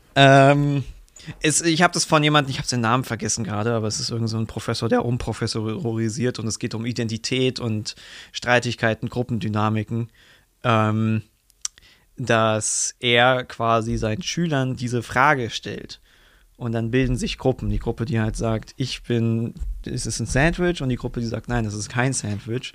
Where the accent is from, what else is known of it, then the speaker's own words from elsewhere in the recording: Germany; als Deutscher